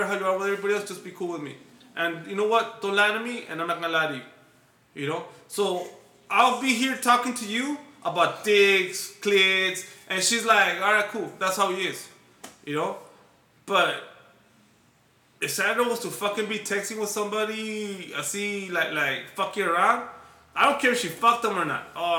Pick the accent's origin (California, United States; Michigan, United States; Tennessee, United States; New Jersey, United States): California, United States; Los Angeles; I come from Highland Park